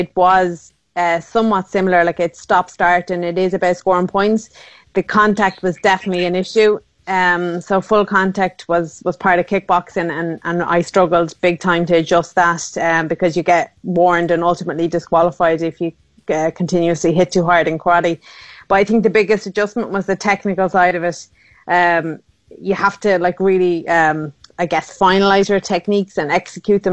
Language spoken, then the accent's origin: English; Sligo, Connacht, Ireland; where I grew up in Sligo town